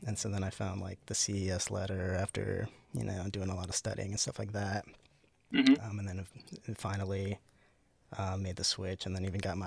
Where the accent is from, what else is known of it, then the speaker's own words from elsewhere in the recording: Florida, United States; moved away as an adult; also born or lived in Utah; I'm from Florida originally.